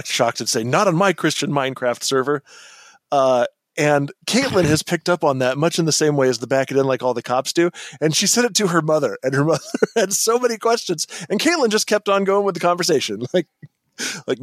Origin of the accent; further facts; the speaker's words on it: Southern California, United States; I did grow up eating a fuck ton of Mexican food and Colombian food and stuff like that. I said, both because my mom came back from Colombia, cooking a lot of Colombian food, and also because I'm from Southern California.